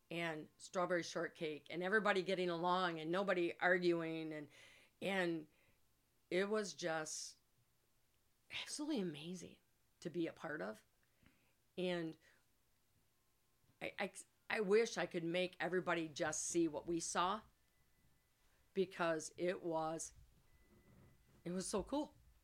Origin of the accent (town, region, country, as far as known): Climax, Michigan, United States; born or raised there